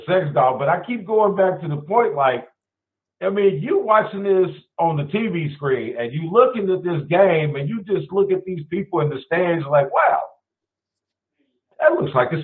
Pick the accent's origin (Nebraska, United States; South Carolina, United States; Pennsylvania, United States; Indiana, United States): Indiana, United States; I'm from Indiana